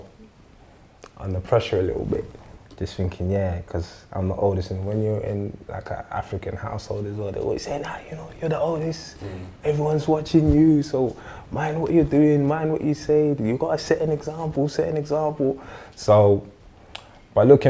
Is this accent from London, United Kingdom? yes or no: yes; London, United Kingdom; I'm born and raised in Northwest London, in a state called St. Raphs